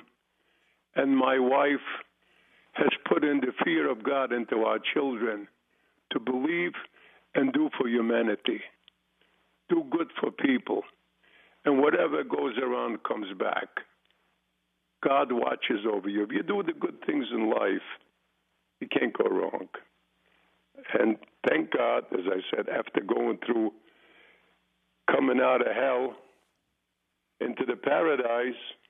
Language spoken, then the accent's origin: English; Poland; now in United States; I was born in Poland